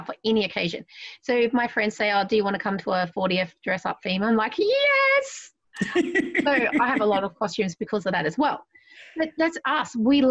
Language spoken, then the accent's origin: English; Australia; I'm still Aussie